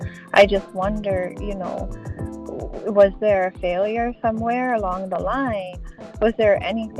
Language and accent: English; Buffalo, New York, United States; now in Chicago, United States; I live in Chicago, but I was born and raised in Buffalo, New York.